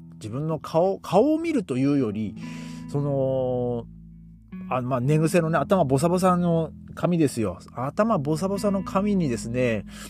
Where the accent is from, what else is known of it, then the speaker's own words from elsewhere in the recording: Hachinohe, Aomori, Japan; now in Germany; 僕の地元を見たらですね、えー、まあ、最低気温が、まあ、マイナス六度とか なってますね。えー、八戸寒いですね。